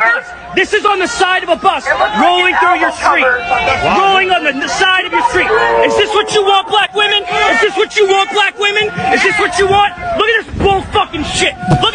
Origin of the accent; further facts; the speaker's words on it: Philadelphia, Pennsylvania, United States; I'm from Philly.